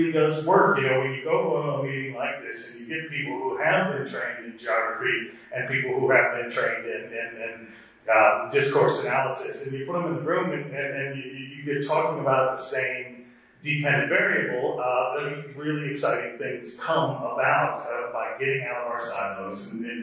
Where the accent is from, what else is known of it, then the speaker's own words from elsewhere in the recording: United States; I'm an American